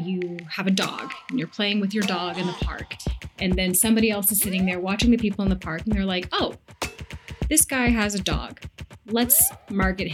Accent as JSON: {"language": "English", "town": "Seattle", "region": "Washington", "country": "United States", "said": "I'm from Seattle"}